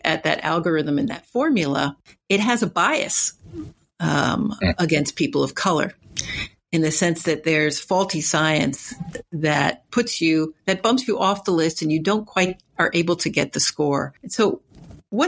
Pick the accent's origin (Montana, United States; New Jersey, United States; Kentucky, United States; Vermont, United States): New Jersey, United States; Newark; growing up in Newark, New Jersey in the 60s